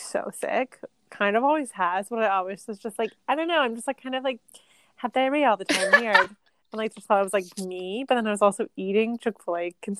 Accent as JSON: {"language": "English", "region": "the South", "country": "United States", "also_born_or_lived": "Charleston", "said": "Because like I'm from the South."}